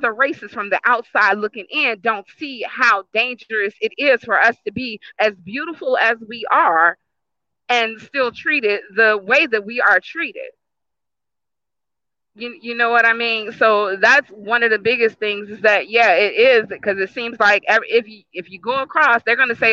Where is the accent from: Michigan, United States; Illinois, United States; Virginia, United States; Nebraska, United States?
Virginia, United States; Richmond; I myself was born and raised in Richmond, Virginia